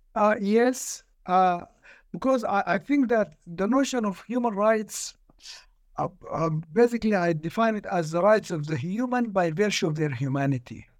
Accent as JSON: {"language": "English", "country": "Sudan", "said": "I'm from Sudan. I was born in nineteen forty-six"}